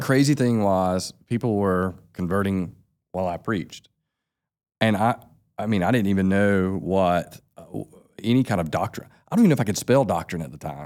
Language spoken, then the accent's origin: English; Sylvester, Georgia, United States; now in Albany, United States; I grew up right down the road from here. We're in Tifton, Georgia. I grew up in Sylvester, Georgia